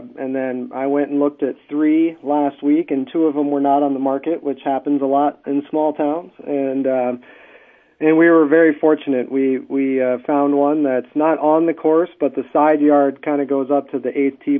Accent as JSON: {"language": "English", "town": "Minneapolis", "region": "Minnesota", "country": "United States", "tie": "born or raised there", "moved": "as an adult", "lives_now": "Vermillion, United States", "said": "we grew up in the Twin Cities"}